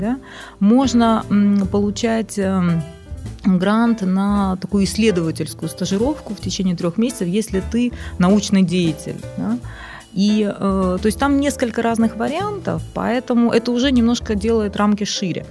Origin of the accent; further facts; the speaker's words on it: Saint Petersburg, Russia; moved away as an adult; also born or lived in Baton Rouge, Louisiana, United States; нигде, в принципе, кроме Санкт-Петербурга, долго не жила